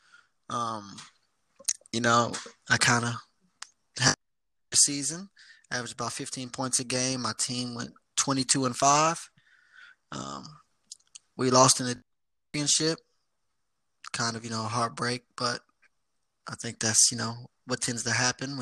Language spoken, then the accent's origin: English; Columbia, Missouri, United States; moved away as an adult; now in Sydney, Australia; I am from Columbia. You know, most people don't know because, you know, they think Missouri is in the south, but Missouri is in the Midwest